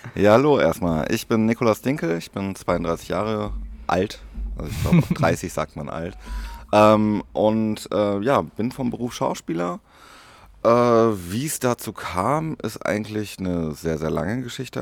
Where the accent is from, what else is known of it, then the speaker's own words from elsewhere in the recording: Paderborn, North Rhine-Westphalia, Germany; in Paderborn, meiner Heimat